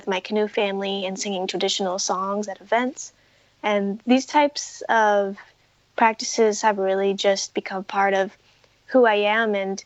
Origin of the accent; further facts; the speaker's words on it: Muckleshoot Reservation, Washington, United States; I was born on the Muckleshoot Reservation